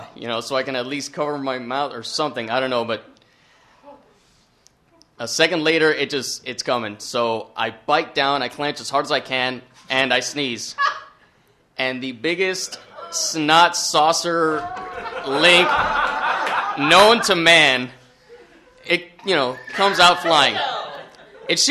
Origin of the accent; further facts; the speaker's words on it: Texas, United States; everybody knows everybody in my hometown